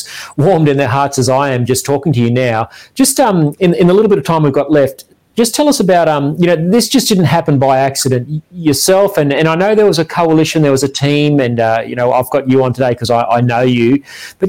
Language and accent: English; Queensland, Australia; as a Queenslander